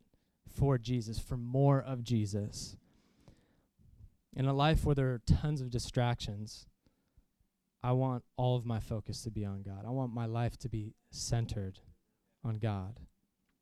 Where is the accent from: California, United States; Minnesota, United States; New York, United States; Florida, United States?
Florida, United States; Jacksonville; born or raised there